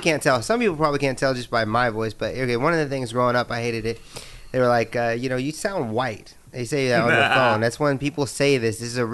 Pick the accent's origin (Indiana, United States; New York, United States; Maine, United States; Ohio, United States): Indiana, United States; I'm from Indiana